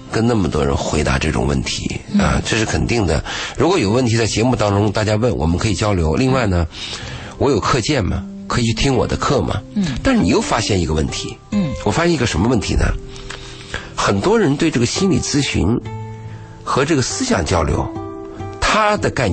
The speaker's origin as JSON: {"language": "Chinese", "country": "China", "said": "比如说我们中国人呢，你说吃顿饭。酒肉朋友，嗯，花点钱大家都愿意，"}